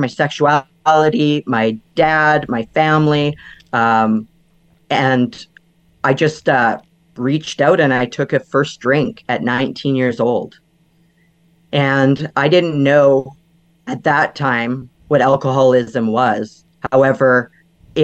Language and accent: English; Vancouver Island, British Columbia, Canada; moved away as an adult; I grew up on Vancouver Island, which was about a 2-hour ferry ride from Vancouver.